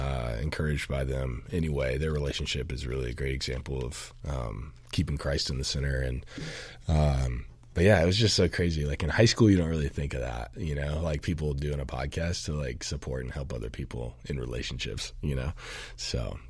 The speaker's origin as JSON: {"language": "English", "town": "Augusta", "region": "Georgia", "country": "United States", "tie": "born or raised there", "also_born_or_lived": "Macon, Georgia", "accent": "southern", "moved": "as an adult", "lives_now": "Boise, United States", "said": "I'm originally from Augusta, Georgia, home of the Masters"}